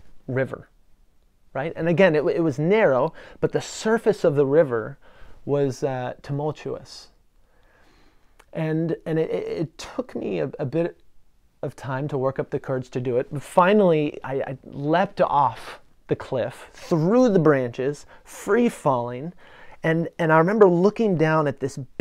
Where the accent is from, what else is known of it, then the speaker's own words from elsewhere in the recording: Western Washington, United States; I grew up in Western Washington, Washington State